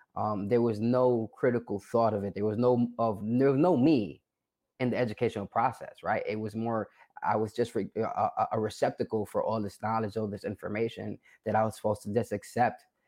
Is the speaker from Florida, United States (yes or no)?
no; New York City, New York, United States; I'm originally from the South Bronx